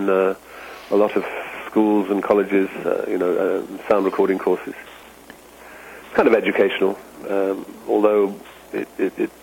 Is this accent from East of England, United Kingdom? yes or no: no; London, United Kingdom; moved away; I grew up in London